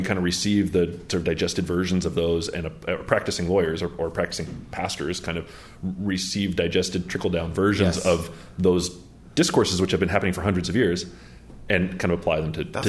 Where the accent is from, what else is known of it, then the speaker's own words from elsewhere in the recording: Japan; born there; in the year that I was born in Japan, 1973 in Japan